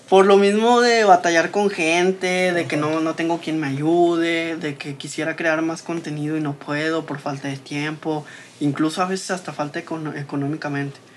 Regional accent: Saltillo, Coahuila, Mexico; yo también crecí aquí en Guayulera, yo soy de aquí de Guayulera

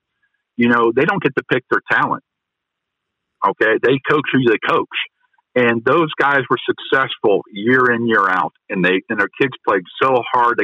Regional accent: Cambridge, Ohio, United States; I grew up in Cambridge, Ohio, and I played for Gene Ford at Cambridge

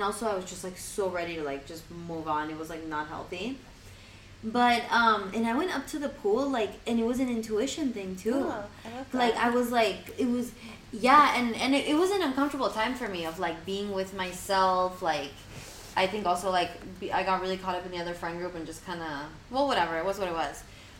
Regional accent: Argentina; moved away; So, like, I moved here 2 years ago from Argentina.

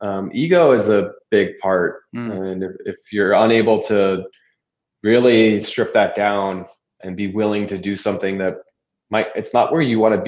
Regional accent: California, United States; moved away; I was from California

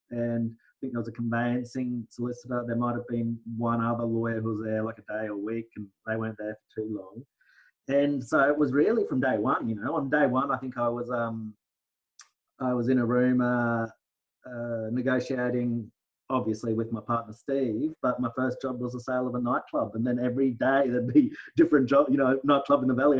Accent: Brisbane, Queensland, Australia; also born or lived in Townsville; I was born in Townsville, uh, yeah. uh, but I came down to Brisbane at the ripe old age of one. So yeah. it's, it's, my hometown

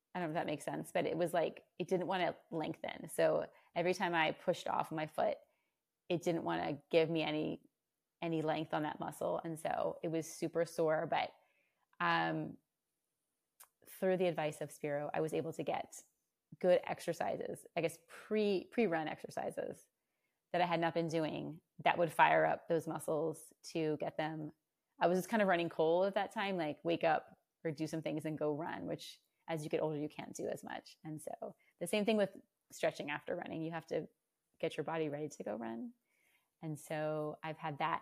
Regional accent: Virginia, United States; moved away as an adult; now in Austin, United States; I was um, born and raised in Virginia

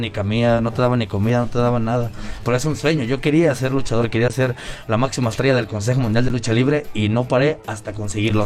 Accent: Mexico; now in Mexico City, Mexico; Aquí los mexicanos pues, somos diferentes

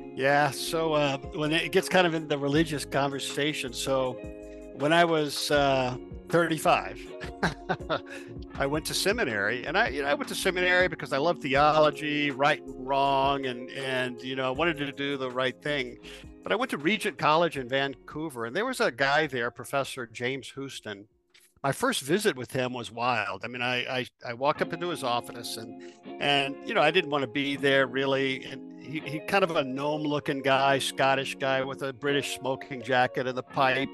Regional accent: Louisiana, United States; moved away as an adult; now in Denver, United States; originally from Louisiana. I live in Denver now, Denver, Colorado

